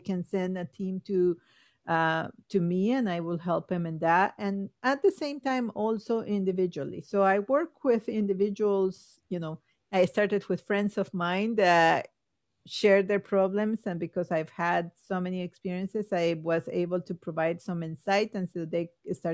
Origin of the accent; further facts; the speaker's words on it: Guatemala; now in United States; I'm from Guatemala